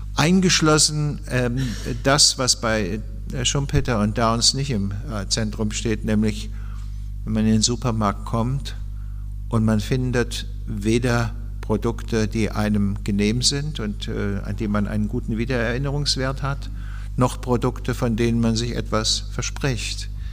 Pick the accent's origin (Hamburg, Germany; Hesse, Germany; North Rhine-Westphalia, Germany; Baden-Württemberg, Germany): Hesse, Germany; als äh, Hesse